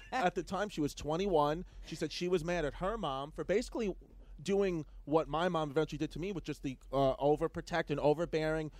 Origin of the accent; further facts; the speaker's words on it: New York City, New York, United States; I grew up in New York City. Okay, New York, Ridgewood, uh, uh, uh, Queens, Brooklyn area